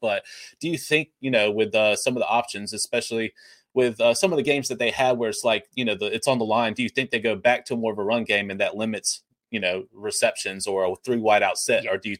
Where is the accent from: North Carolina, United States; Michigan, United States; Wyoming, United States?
North Carolina, United States; born or raised there